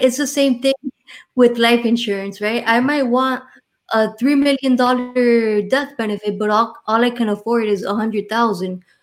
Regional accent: Miami, Florida, United States; accent: Miami; I was born and raised here in Miami, Florida

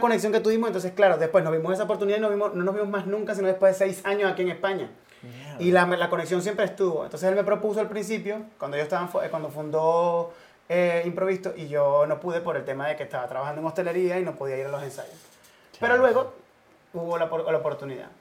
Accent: Cumaná, Sucre, Venezuela; moved away as an adult; now in Madrid, Spain; en Venezuela, en Cumaná, donde, de donde yo soy

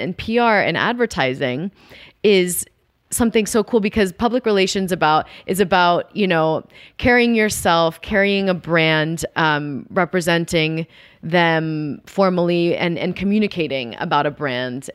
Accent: Dallas, Texas, United States; growing up in Dallas

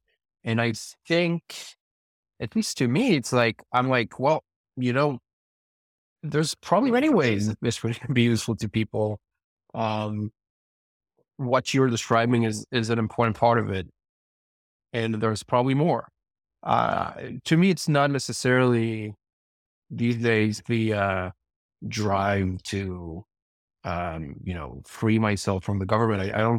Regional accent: Israel; now in United States; I'm originally from Israel.

